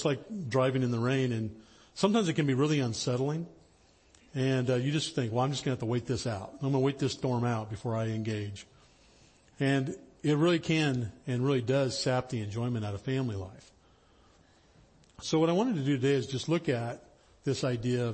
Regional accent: the high Sierras, Northern California, United States; I grew up in Northern California, up in the high Sierras

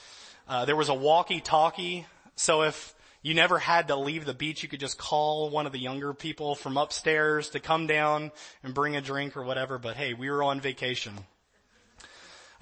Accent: Louisiana, United States; now in California, United States; I'm from Louisiana.

